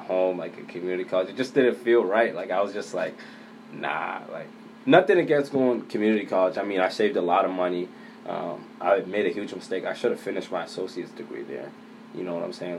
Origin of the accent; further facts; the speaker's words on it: Boston, Massachusetts, United States; I grew up in Boston, uh, Mattapan